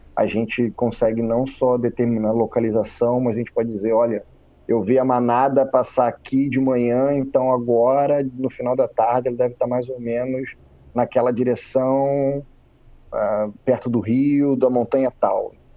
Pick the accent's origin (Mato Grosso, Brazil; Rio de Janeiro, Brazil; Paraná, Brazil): Rio de Janeiro, Brazil; moved away; Fui nascido e criado no Rio de Janeiro